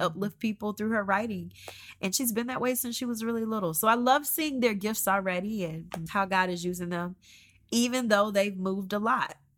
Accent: Georgia, United States; moved away as an adult; also born or lived in Columbus, Georgia; now in Oklahoma, United States; We grew up in Georgia. We've been in Georgia, um, since I was born

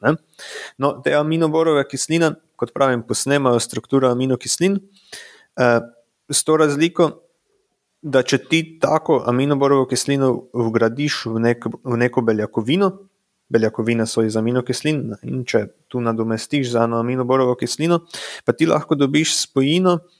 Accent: Radenci, Slovenia; now in Prekmurje, Slovenia; prihajam po rodu iz Radencev

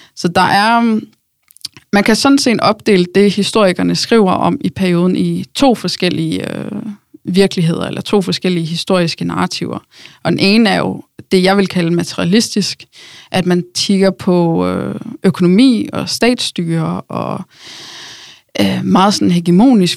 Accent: Norway; moved away as an adult; now in Denmark; jeg kommer fra Norge

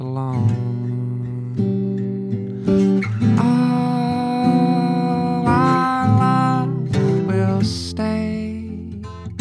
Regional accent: Wimberley, Texas, United States; I grew up in Wimberley, Texas, which is a small town southwest of Austin in the Hill Country

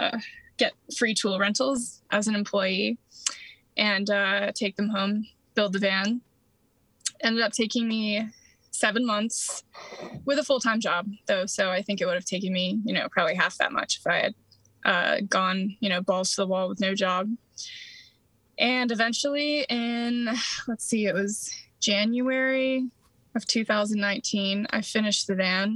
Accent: upstate New York, United States; moved away; also born or lived in Baltimore, Maryland; I am from Baltimore, Maryland, where I spent most of my adult life, originally from upstate New York

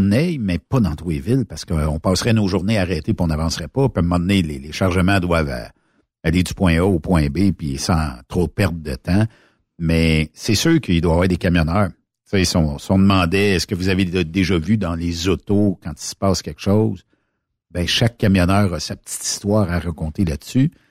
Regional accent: Quebec, Canada; accent: Québécois; Je crois que mon accent du Québec l'a séduite.

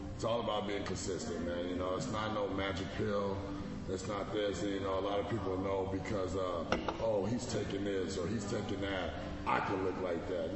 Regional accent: Avondale, Arizona, United States; now in Minnesota, United States; grew up in Avondale, Arizona.

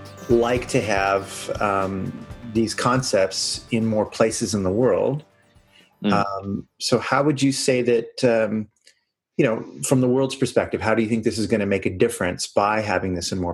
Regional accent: California, United States; we're from California and we hug.

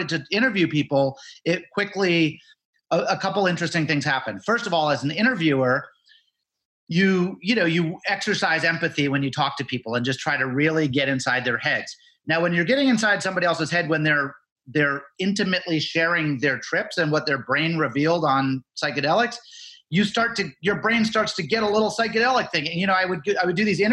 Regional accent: Nantucket, Massachusetts, United States; I grew up on Nantucket.

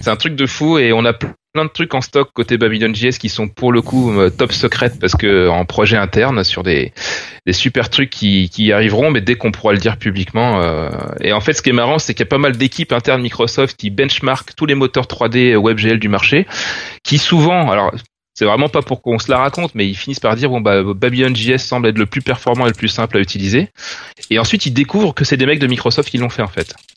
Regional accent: France; en tant que Français

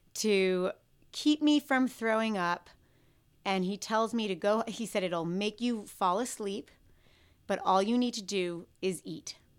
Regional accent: New York City, New York, United States; I grew up in New York City

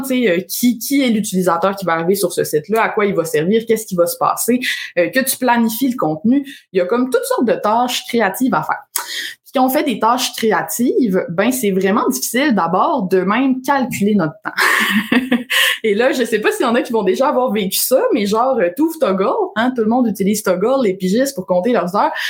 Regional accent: Alma, Quebec, Canada; moved away as an adult; also born or lived in Ottawa; j'ai grandi à Alma, au lac Saint-Jean

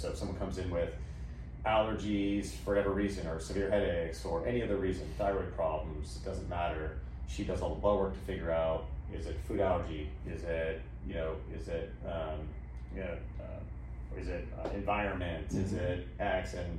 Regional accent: Ventura County, California, United States; also born or lived in Glendale, California / Eagle Rock, Los Angeles; And when I was six, they moved to the suburbs of LA in Ventura County.

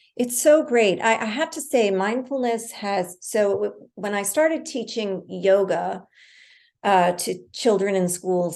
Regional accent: New York City, New York, United States; I grew up in the West Village in the like early seventies

